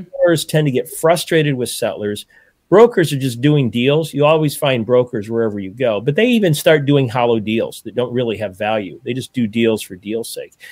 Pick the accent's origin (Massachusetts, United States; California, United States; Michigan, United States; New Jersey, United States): Michigan, United States; I'm from Michigan